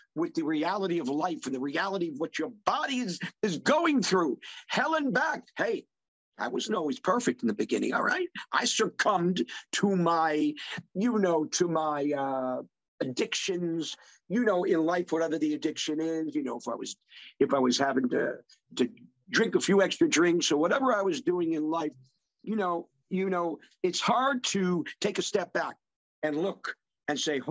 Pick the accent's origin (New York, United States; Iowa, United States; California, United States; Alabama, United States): New York, United States; Long Island; I'm from New York City, from Long Island originally